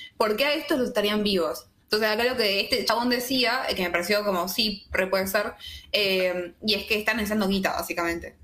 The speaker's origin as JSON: {"language": "Spanish", "region": "Tucumán", "country": "Argentina", "said": "Yo soy de Tucumán"}